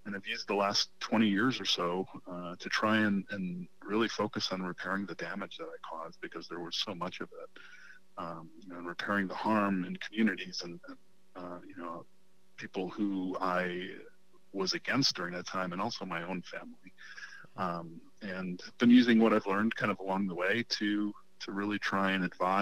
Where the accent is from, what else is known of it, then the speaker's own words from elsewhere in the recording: Chicago, Illinois, United States; I grew up in Chicago